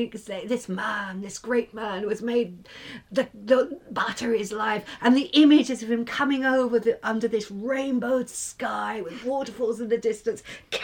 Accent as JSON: {"language": "English", "region": "England", "country": "United Kingdom", "tie": "born or raised there", "also_born_or_lived": "Ireland", "moved": "yes", "said": "I was born in England."}